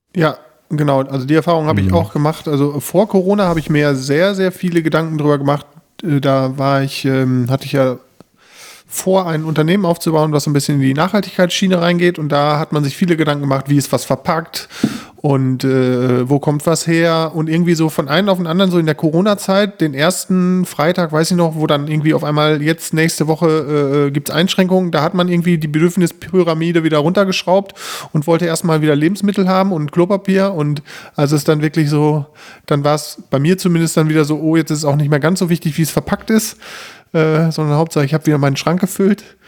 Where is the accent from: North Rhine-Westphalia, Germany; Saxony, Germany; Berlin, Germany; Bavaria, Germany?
North Rhine-Westphalia, Germany; Bünde; Wir kommen hier aus Bünde